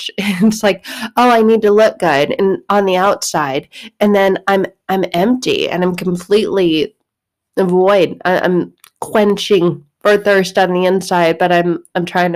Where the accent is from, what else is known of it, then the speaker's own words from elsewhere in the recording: Arizona, United States; I grew up in Arizona.